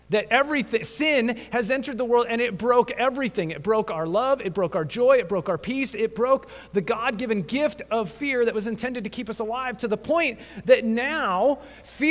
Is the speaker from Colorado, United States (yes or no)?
yes; mountains west of Denver, Colorado, United States; I grew up in Colorado, actually just into the mountains west of Denver